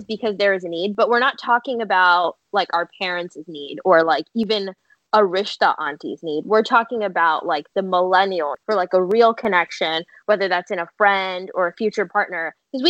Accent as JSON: {"language": "English", "town": "Houston", "region": "Texas", "country": "United States", "said": "I am from Houston"}